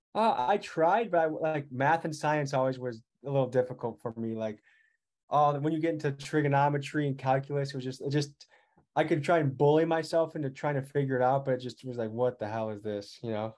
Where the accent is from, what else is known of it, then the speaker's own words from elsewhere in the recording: Crystal Lake, Illinois, United States; moved away as an adult; now in Milwaukee, United States; I'm from Crystal Lake, Illinois